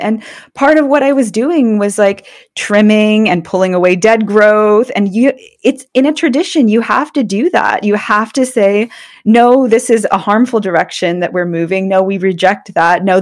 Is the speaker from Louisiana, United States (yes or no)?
no; Allentown, Pennsylvania, United States; moved away; I was born in Allentown, Pennsylvania